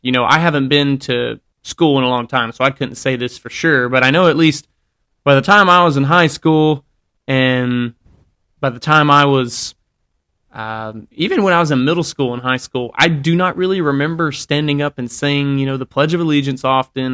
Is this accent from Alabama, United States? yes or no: yes; Alabama, United States; I grew up in Alabama